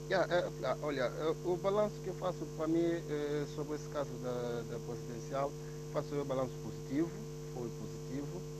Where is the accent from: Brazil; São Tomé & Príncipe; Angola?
São Tomé & Príncipe; now in Portugal; nós santomenses, assim, né, que, os que estão lá em Santo Tomé, como também os que estão na diáspora, caso eu que estou aqui em Portugal